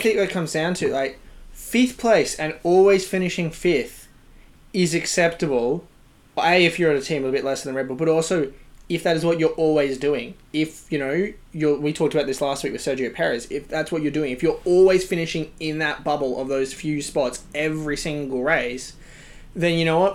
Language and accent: English; Australia; we're all Australian